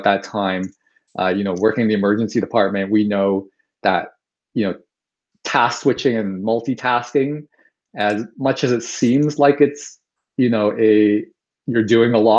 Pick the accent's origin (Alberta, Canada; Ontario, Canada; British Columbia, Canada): Ontario, Canada; Toronto; born and raised in Toronto, in Scarborough, specifically one of the suburbs of Toronto